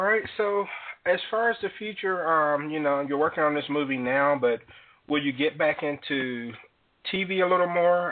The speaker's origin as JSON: {"language": "English", "town": "Jackson", "region": "Mississippi", "country": "United States", "tie": "born or raised there", "said": "the 601 area code, Jackson, Mississippi, which is my hometown"}